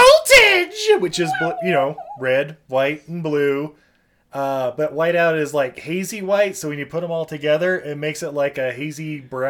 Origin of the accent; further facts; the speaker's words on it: United States; I'm American as fuck.